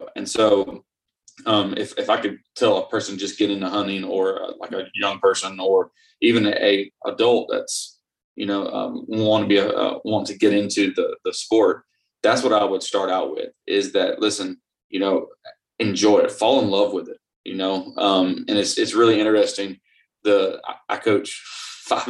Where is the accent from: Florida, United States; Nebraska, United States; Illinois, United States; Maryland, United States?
Florida, United States; growing up in Florida